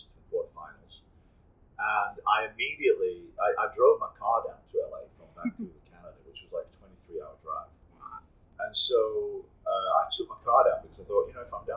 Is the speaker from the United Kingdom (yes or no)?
yes; England, United Kingdom; I'm born and raised in England